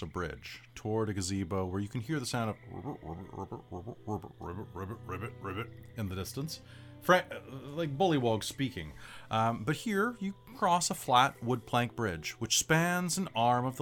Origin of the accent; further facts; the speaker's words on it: United States; I'm American